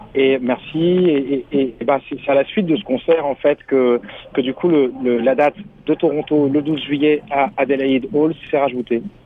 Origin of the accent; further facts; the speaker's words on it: France; first language French; also born or lived in Senegal; je suis né au Sénégal, mais j'ai jamais vécu. Je suis arrivé en France à l'âge de à l'âge de deux ans